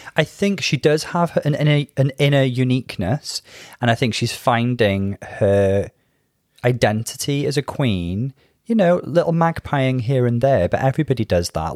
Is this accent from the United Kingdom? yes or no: yes; United Kingdom; being British